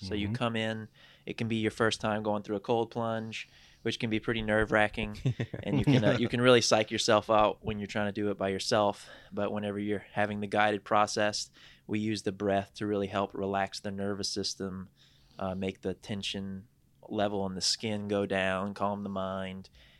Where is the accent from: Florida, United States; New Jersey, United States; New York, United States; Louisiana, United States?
Louisiana, United States; Raceland; also born or lived in Houma, Louisiana; now in Lafayette, United States; I'm originally from Raceland